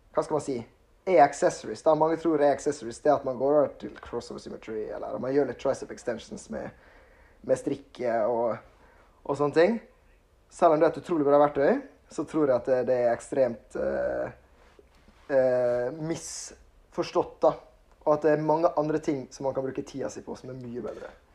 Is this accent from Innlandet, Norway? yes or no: no; Ålesund, Møre og Romsdal, Norway; moved away as an adult; now in Kristiansand, Norway; Jeg er fra Ålesund. Flytta nettopp til Kristiansand